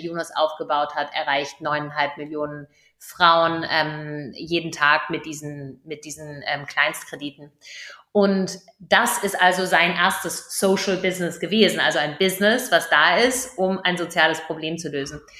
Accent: Germany; Wir als Deutsche, wir als Europäer

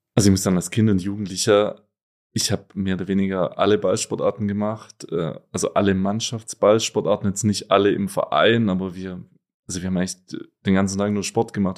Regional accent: Gutmadingen, Baden-Württemberg, Germany; moved away as an adult; also born or lived in Donaueschingen; now in Cologne, Germany; geboren zwar in Donaueschingen, aber groß geworden, wie gerade schon gesagt, in Gutmardingen, kleines Dorf mit rund achthundert Einwohnern

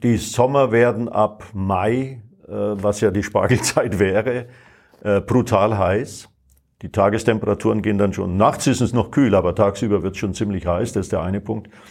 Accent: Bayreuth, Bavaria, Germany; moved away; also born or lived in Phoenix; in meiner Heimatstadt in Bayreuth

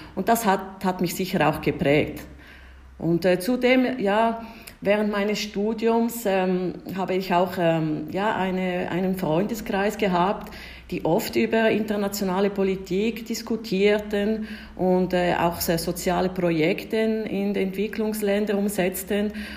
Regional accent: Ticino, Switzerland; first language Italian; German is a second language; moved away as an adult; also born or lived in Rome, Italy; now in Prague, Czechia; meine Eltern sind beide Deutschschweizer, Es äh, sind äh, ins Kanton Tessin gezogen, als ich äh, vier Jahre alt war

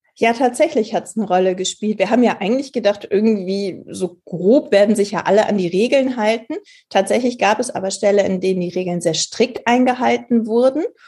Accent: Germany; bei uns in Deutschland

